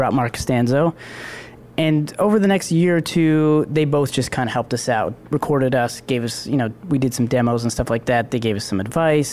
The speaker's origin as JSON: {"language": "English", "town": "Toronto", "region": "Ontario", "country": "Canada", "tie": "born or raised there", "also_born_or_lived": "Ajax, Ontario", "said": "I was born and raised in Scarborough. And then moved out to Ajax when I was about 12."}